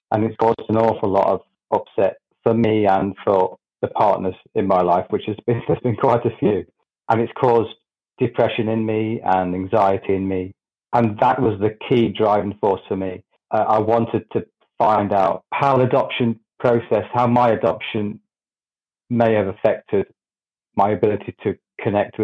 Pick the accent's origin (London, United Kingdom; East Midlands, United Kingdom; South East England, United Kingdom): East Midlands, United Kingdom; Grantham; I'm from Grantham in the UK.